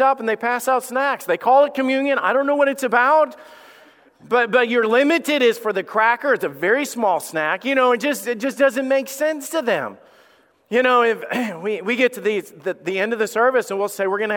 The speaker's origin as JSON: {"language": "English", "town": "Somerville", "region": "Alabama", "country": "United States", "tie": "born or raised there", "said": "I grew up in Somerville, Alabama"}